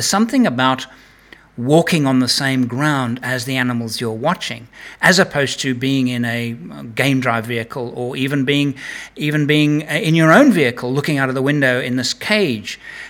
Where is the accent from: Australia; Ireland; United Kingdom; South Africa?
United Kingdom; England; born there; also born or lived in Africa; I was born in England, spent 42 years in Africa in the film industry